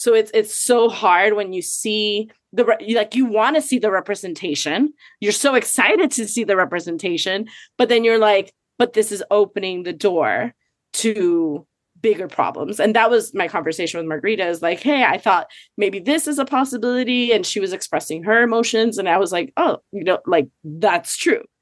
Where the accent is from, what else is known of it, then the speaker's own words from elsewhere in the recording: Miami, Florida, United States; also born or lived in Puerto Rico; I grew up in Miami too